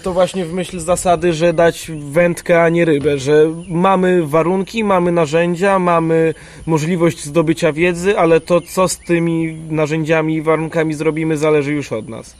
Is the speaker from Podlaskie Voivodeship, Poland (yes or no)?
yes; Białystok, Podlaskie Voivodeship, Poland; Ja jestem z kolei z Białego Stoku